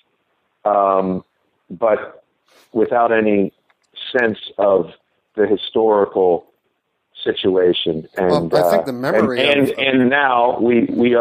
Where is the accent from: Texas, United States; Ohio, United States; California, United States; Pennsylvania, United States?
Ohio, United States; I grew up in Ohio